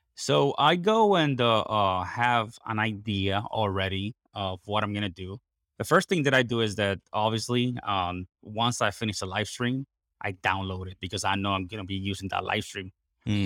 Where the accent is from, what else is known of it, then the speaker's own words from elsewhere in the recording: Puerto Rico; English is a second language; I am basically born and raised in Puerto Rico, 100% Puerto Rican.